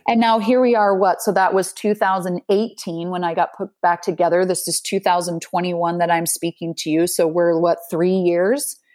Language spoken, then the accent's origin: English; Salt Lake City, Utah, United States; moved away as an adult; now in Netherlands; growing up in Salt Lake City, the the city the, is nestled between two mountain ranges